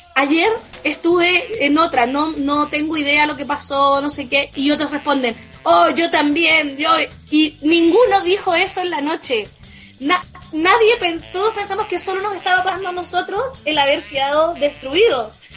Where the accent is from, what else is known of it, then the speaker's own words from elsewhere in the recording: Chile; yo como representante chilena